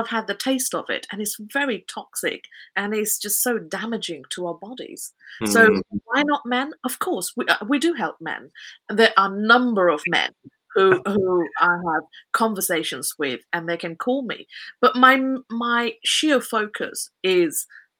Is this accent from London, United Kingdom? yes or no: no; Kent, South East England, United Kingdom; I was born in Kent, which is also known as the Garden of England.